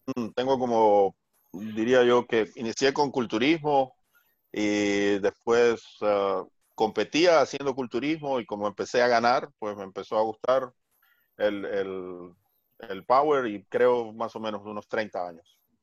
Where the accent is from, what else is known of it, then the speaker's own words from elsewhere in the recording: Barranquilla, Atlántico, Colombia; Barranquilla, que es mi ciudad natal